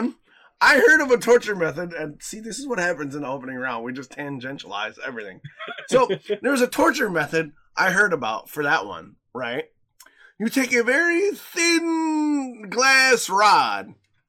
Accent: Michigan, United States; I grew up in the Northwood. I grew up in fucking Upper Michigan. Trust me.

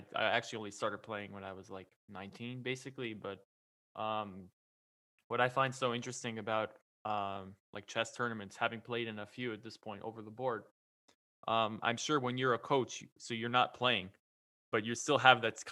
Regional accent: New York, United States; I'm from New York

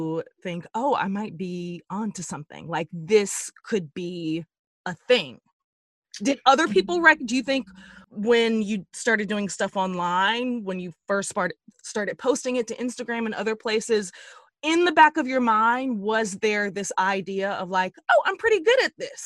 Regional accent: Dallas, Texas, United States; I'm from Dallas.

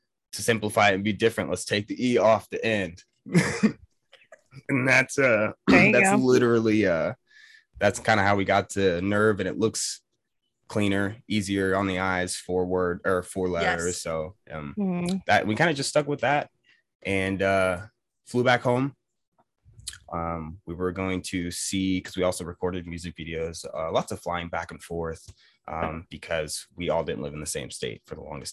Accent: Georgia, United States; I'm from Georgia

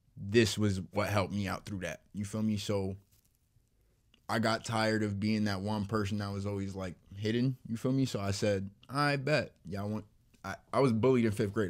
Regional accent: Camden, New Jersey, United States; moved away; also born or lived in Perth Amboy, New Jersey; I was born in Camden

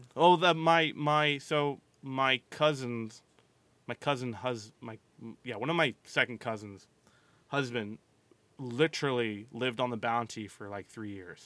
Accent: Maryland, United States; I grew up in Maryland, primarily on the bay, grew up, grew up on the water mainly

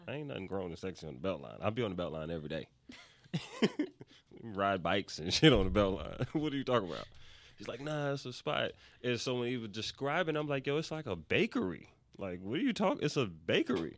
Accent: New York, United States; moved away as an adult; now in Atlanta, United States; I'm from New York. And I've been in Atlanta now.

